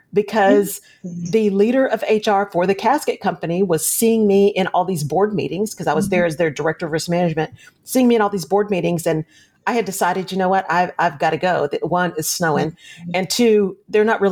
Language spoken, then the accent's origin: English; Odessa, Texas, United States; growing up in Odessa, not only that, but I grew up south side